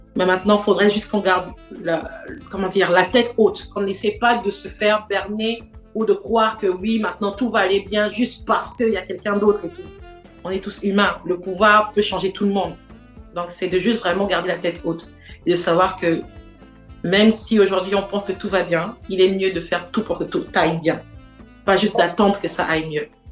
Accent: Port-Gentil, Ogooué-Maritime, Gabon; moved away as an adult; also born or lived in Gamba, Gabon / Montreal, Canada / Quebec City, Canada; now in Canada; je suis née à Port-Gentil, mais j'ai vécu dans, dans une autre petite ville, pas très loin, qui s'appelle Gamba. Et euh, c'est là où j'ai fait toute, mon primaire. Et quand je suis allée au lycée, c'est là où je suis allée vivre à Port-Gentil

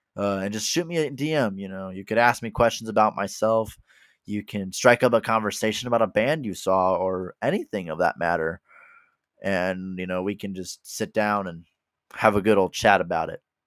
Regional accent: Midwest, United States; I am from the Midwest in the United States

